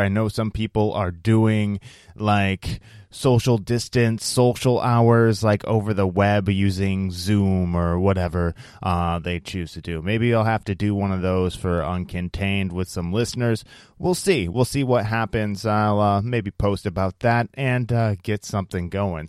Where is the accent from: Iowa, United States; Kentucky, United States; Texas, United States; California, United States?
Iowa, United States; moved away; my home state of Iowa